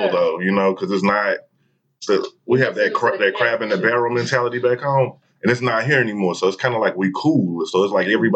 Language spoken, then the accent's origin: English; St. Louis, Missouri, United States; now in Dallas, United States; I'm from St. Louis.